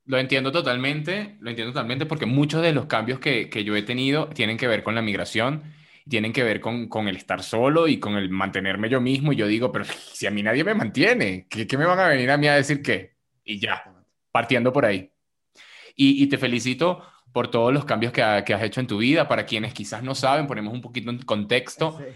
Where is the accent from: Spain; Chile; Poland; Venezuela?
Venezuela; yo soy venezolano